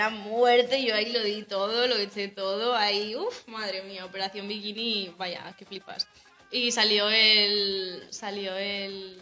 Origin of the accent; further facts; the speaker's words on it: Navarre, Spain; moved away as an adult; also born or lived in Colombia; now in Germany; nací en Colombia, tengo 22 años. Em, bueno, vivo en España desde que tenía, uf, como 8 o 9 meses. Y y eso, vivo en Navarra. Básicamente he vivido desde los 10 años en Navarra